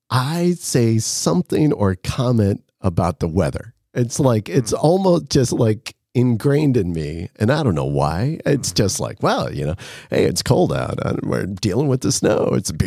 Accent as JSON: {"language": "English", "region": "Nebraska", "country": "United States", "tie": "born or raised there", "said": "growing up on a farm as well, I grew up in Nebraska on a farm."}